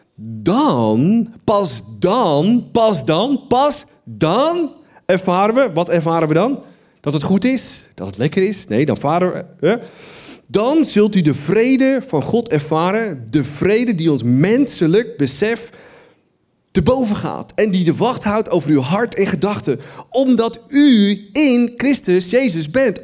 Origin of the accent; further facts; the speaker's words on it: Netherlands; wij als Nederlanders